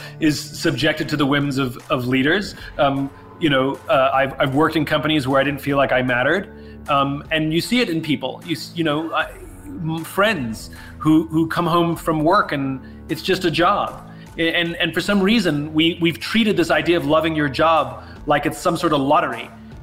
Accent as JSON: {"language": "English", "region": "New York", "country": "United States", "said": "I'm a New Yorker, but I came out here. I have family here."}